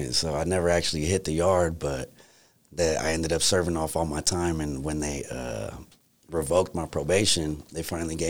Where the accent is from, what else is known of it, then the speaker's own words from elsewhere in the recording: San Francisco, California, United States; growing up in San Francisco